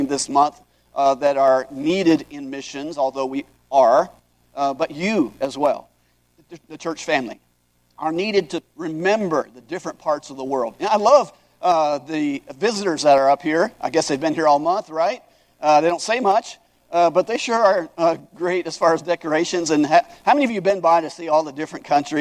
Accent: Hawaii, United States; I grew up in Hawaii

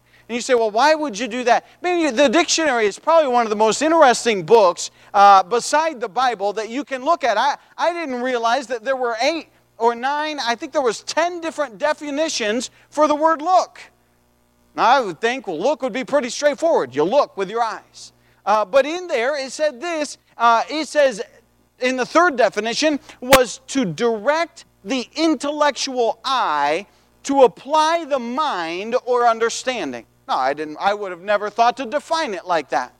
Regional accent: United States; I was born in the United States of America

